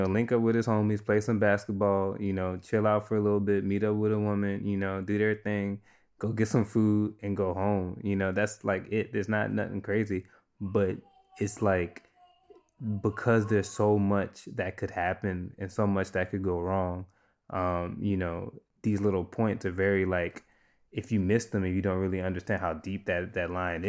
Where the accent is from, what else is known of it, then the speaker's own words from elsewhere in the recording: New Orleans, Louisiana, United States; I grew up in New Orleans